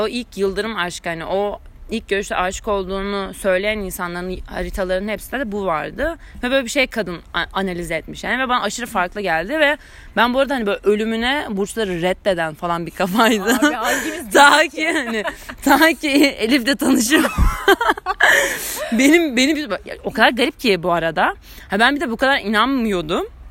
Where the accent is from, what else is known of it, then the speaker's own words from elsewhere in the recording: Istanbul, Turkey; Cerrahpaşa doğumluyum.